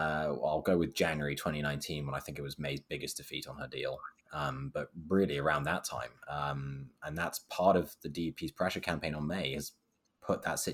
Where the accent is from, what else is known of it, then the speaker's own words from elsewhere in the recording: United Kingdom; now in United States; obviously I am British